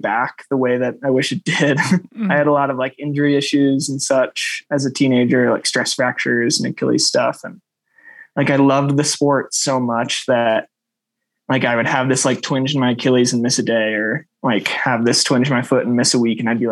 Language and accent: English; Rockford, Illinois, United States; now in Crested Butte, United States; I grew up in Rockford